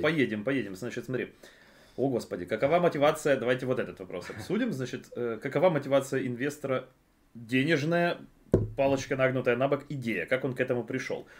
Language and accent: Russian; Ukraine; мы из Украины